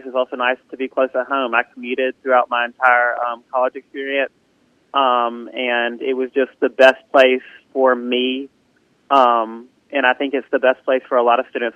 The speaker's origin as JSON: {"language": "English", "town": "Southaven", "region": "Mississippi", "country": "United States", "tie": "born or raised there", "also_born_or_lived": "Starkville, Mississippi", "said": "when I was um, about one, I moved to South Haven, Mississippi, and I've been um, in South Haven my entire life"}